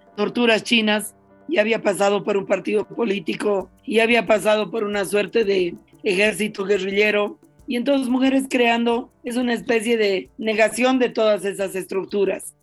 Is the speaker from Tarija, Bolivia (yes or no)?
no; La Paz, Bolivia; yo crecí en la ciudad de La Paz, y sigo viviendo en la ciudad de La Paz